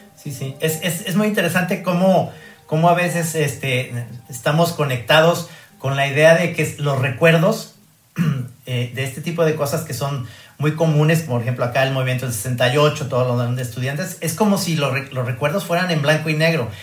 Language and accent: Spanish; Mexico; soy de México